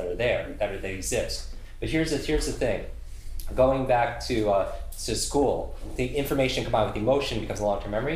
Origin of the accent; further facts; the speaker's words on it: New York, United States; I'm from New York